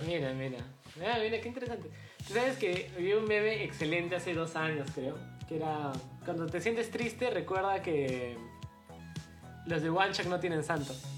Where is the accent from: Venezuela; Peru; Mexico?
Peru; Cusco; yo soy cusqueño